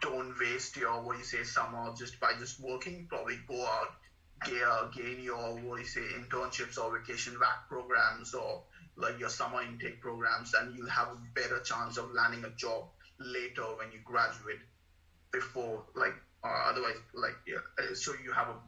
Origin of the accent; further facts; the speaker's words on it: India; moved away as an adult; also born or lived in Mumbai / Wollongong / Sydney / Perth; now in Australia; I moved from India to Australia